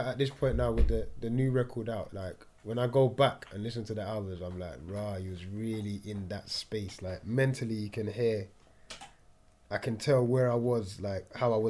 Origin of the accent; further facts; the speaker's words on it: Jamaica; We put the palm trees. I'm from Jamaica.